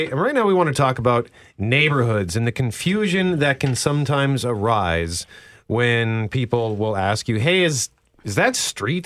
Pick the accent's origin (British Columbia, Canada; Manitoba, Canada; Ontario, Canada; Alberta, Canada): Manitoba, Canada; Winnipeg; I grew up in Transcona